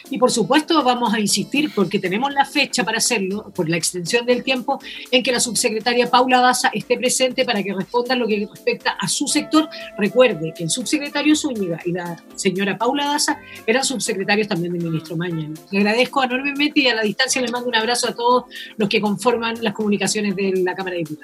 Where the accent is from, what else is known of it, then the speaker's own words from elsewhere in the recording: Chile; somos varios los chilenos